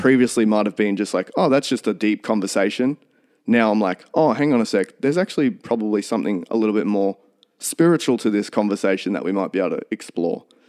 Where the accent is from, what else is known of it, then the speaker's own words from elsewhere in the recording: Toowoomba, Queensland, Australia; also born or lived in St George, Queensland / Highfields, Queensland; I was born in Saint George out west, and we moved to Highfields, not far from where I live now, when I was two. So I've always lived in, in Toowoomba.